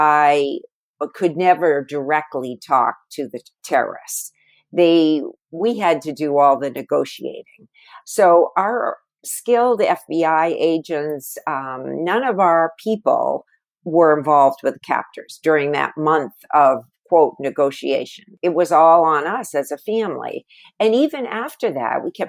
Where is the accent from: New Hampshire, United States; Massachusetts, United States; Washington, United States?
New Hampshire, United States; I was a nurse from New Hampshire